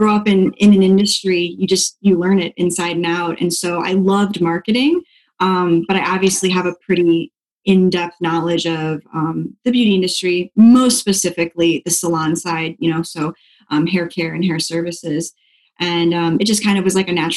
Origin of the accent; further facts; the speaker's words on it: Dixon, Illinois, United States; also born or lived in Pensacola, Florida; now in Florida, United States; I am from a really small town outside of Chicago called Dixon. Northern Illinois